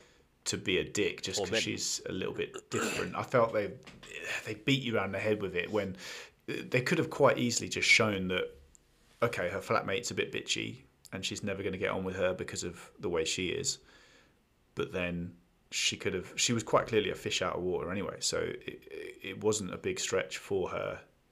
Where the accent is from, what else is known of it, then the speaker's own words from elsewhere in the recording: London, United Kingdom; I also think there's an element that I don't know if being British and, you know, London and seeing all those iconic parts